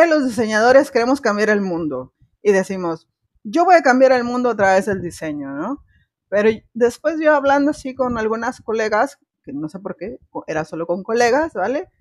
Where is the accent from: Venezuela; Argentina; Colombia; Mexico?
Mexico; now in Spain; soy de México